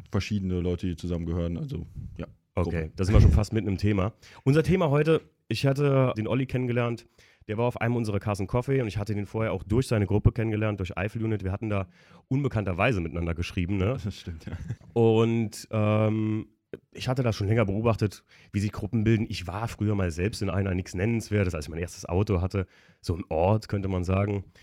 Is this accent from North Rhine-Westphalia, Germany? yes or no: no; Koblenz, Rhineland-Palatinate, Germany; Also das ist hier bei uns in der Gegend, also wir kommen hier alle aus der Gegend um Koblenz rum und das ist in, hier in der Eifel in Polch